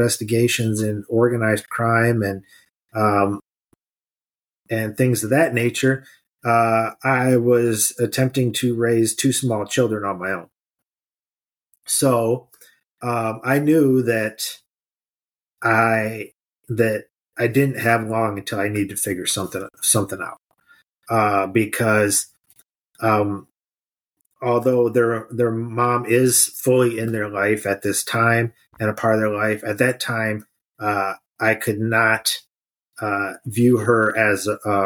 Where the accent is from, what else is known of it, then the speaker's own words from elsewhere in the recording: Mid Michigan, United States; also born or lived in Detroit area, Michigan; So I was born and raised in Mid Michigan, went to school on the west side of the state, moved down to Detroit area